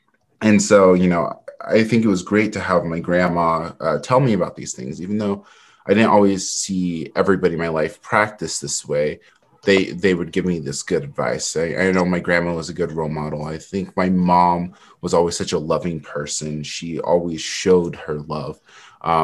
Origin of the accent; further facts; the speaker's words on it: Utah, United States; born there; also born or lived in California / North Carolina; I was born in Utah, but right when I was born, I have a complicated family. So my dad at the time, he was in the military. And so we moved to California like a week after I was born.